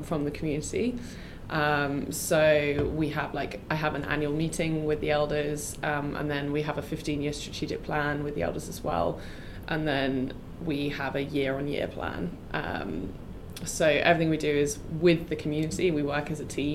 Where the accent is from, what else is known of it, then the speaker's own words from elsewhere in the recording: England, United Kingdom; moved away as an adult; now in Mozambique; I'm from England